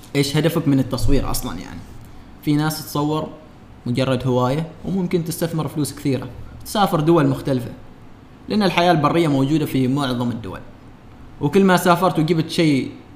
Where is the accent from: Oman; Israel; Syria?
Oman; وإحنا كعمانيين